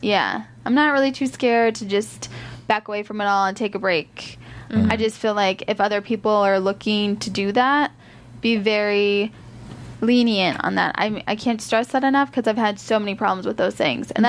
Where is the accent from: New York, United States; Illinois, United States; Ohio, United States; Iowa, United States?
Iowa, United States; moved away as an adult; I'm from Iowa. I had a great childhood growing up